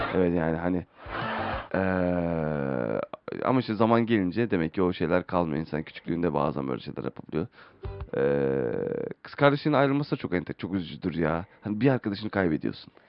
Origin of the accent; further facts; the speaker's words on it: Istanbul, Turkey; doğduğum yer İstanbul